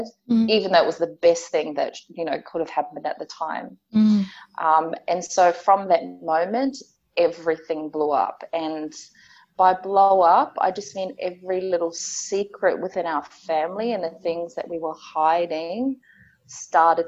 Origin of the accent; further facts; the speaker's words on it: Auckland, New Zealand; also born or lived in Pawarenga, Northland, New Zealand; I'm from a little place called Pawerenga, which is all the way up north. And I grew up in a place called Otara in South Auckland in New Zealand.